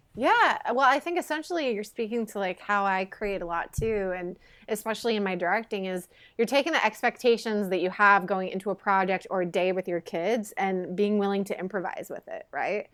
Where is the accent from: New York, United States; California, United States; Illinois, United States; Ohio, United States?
Illinois, United States; Quincy; moved away as an adult; now in Los Angeles, United States; Quincy is, uh, my hometown, Quincy, Illinois